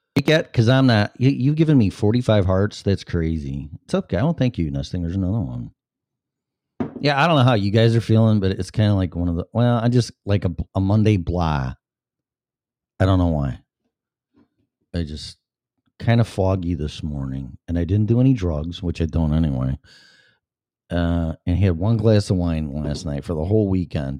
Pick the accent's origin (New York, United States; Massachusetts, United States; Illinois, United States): Illinois, United States; I was born and raised in Illinois. And within radio reception of Chicago radio stations